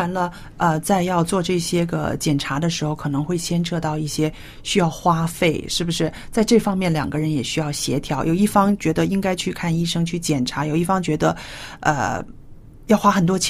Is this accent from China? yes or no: yes; China; 但是呢，我就知道我们中国人呢，还有亚洲人，常常遇到一个问题